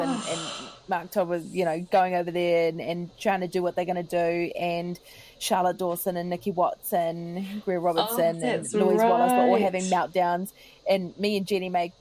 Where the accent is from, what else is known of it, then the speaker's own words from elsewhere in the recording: New Zealand; being polite as a Kiwi